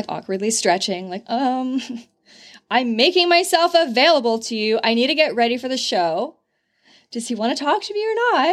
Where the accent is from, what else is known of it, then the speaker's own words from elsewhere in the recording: California, United States; moved away; From California